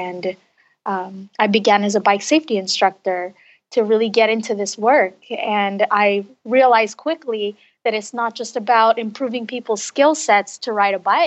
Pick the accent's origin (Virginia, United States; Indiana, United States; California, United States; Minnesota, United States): California, United States; Los Angeles; I was raised in Los Angeles